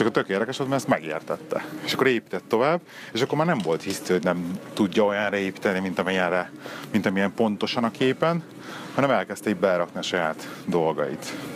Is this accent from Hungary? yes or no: yes; Budapest, Hungary; now in Birmingham, United Kingdom; otthon Pesten